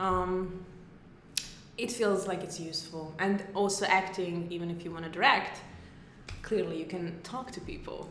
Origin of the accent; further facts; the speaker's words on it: Hungary; moved away as an adult; now in New York, United States; I'm from Hungary. Very small country.